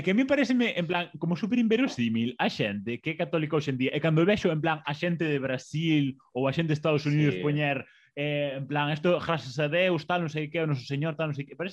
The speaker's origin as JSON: {"language": "Galician", "town": "Boiro", "region": "Galicia", "country": "Spain", "said": "la son de Boiro, do Consello de Boiro, da parroquia do Consello de Boiro, pero dunha aldea en concreto."}